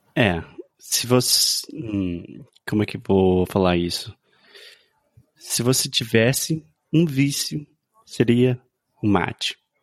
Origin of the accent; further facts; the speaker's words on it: United States; Portuguese is a second language; I'm an American learning Brazilian Portuguese